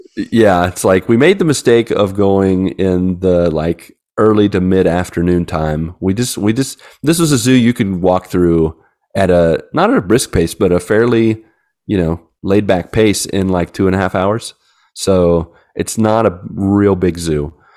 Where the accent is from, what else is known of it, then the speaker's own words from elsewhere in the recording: West Virginia, United States; I'm from West Virginia